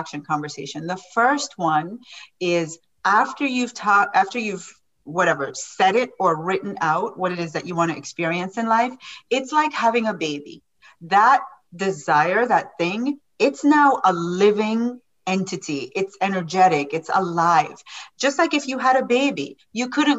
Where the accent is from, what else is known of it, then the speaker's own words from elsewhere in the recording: Jamaica; I am from Jamaica.